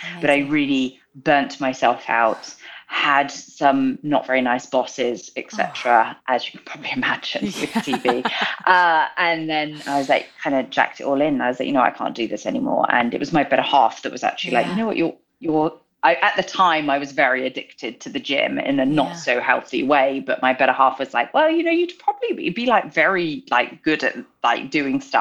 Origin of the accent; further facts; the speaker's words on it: United Kingdom; moved away as an adult; now in Los Angeles, United States; I'm from the UK, born and raised. We moved out to LA 2018.